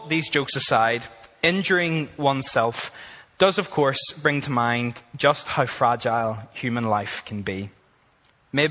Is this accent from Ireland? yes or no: yes; Ireland; moved away as an adult; now in Australia; I am from Ireland